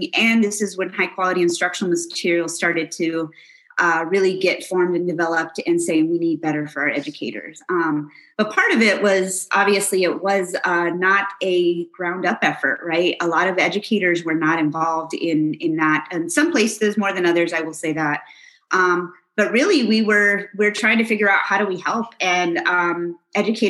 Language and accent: English; New Mexico, United States; moved away as an adult; also born or lived in Houston, Texas; I grew up in this great state of New Mexico. And I've been gone for over 20 years.